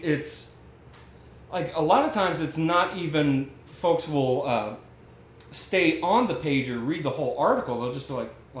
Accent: Minneapolis, Minnesota, United States; When I was 6 and growing up in Minneapolis, my father taught me how to make our own honey.

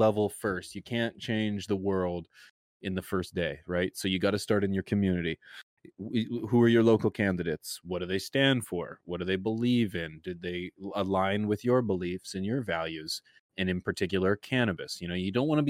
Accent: Canada; I'm Canadian.

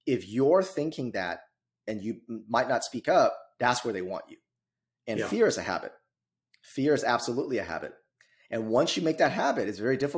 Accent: California, United States; moved away as an adult; now in Midwest, United States; I'm originally from California

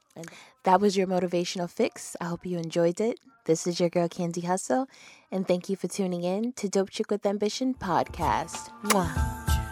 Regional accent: New York, United States; moved away; I'm from New York.

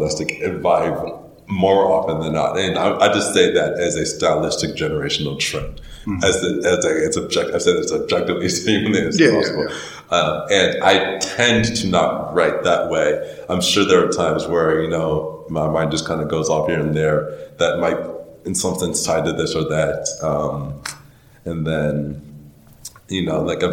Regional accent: Charlotte, North Carolina, United States; also born or lived in Wilmington, North Carolina / Philadelphia, Pennsylvania; By the time I was in second grade, I was in Charlotte through high school and everything

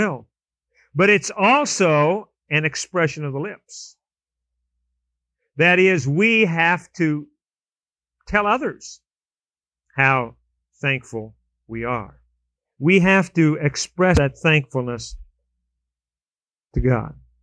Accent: California, United States; moved away; I was down in California visiting my sister, and we grew up in California.

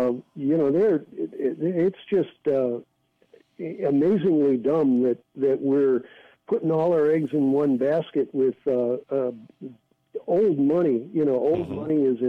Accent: St. Louis, Missouri, United States; now in San Francisco, United States; No, I'm originally from St. Louis.

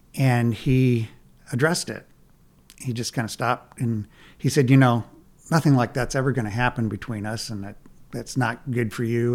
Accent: Nebraska, United States; I'm from Nebraska

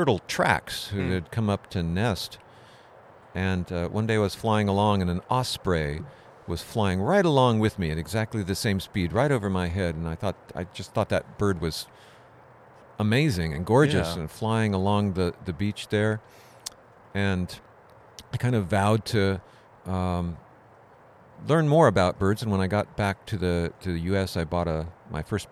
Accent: Southern California, United States; moved away; where I grew up in Southern California

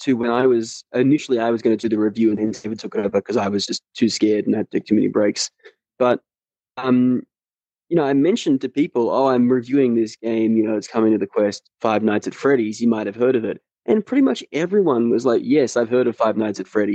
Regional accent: Australia; As an Australian

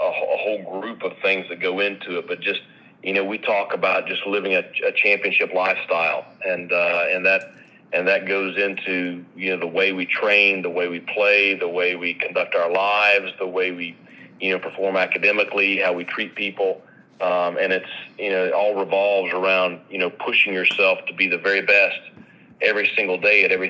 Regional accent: Asheville, North Carolina, United States; my hometown

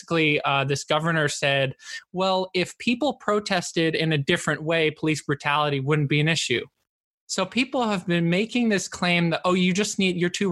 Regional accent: Bay Area, California, United States; the Pride Month I grew up with in the Bay Area

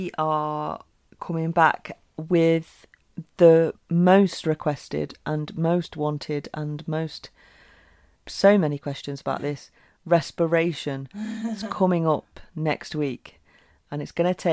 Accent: United Kingdom; being British

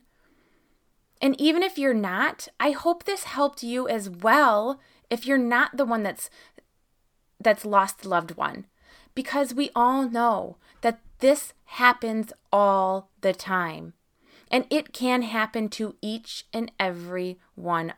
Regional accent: Michigan, United States; here in Michigan, in my hometown here

